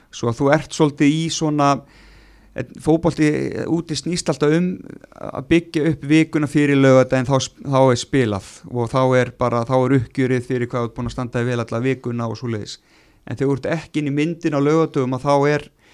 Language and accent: Icelandic; Vestmannaeyjar, Southern Region, Iceland; maður elst upp í Vestmanni